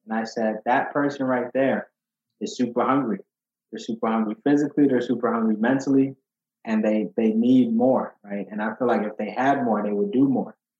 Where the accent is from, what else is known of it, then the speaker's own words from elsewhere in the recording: Chicago, Illinois, United States; also born or lived in Ghana; when I was eight, um, I was fortunately thrown into a neighborhood called Uptown in Chicago